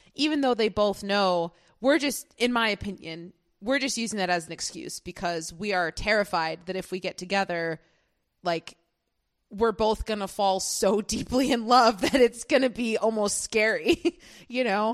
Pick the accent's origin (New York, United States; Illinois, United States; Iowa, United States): Illinois, United States; Chicago; as a Chicagoan